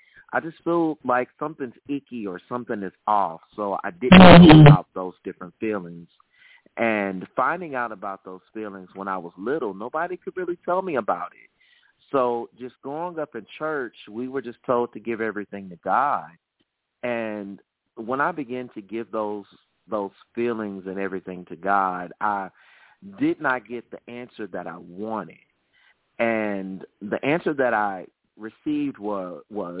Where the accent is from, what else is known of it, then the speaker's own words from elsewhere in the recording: Birmingham, Alabama, United States; I am from the South. I am a native of Birmingham, Alabama.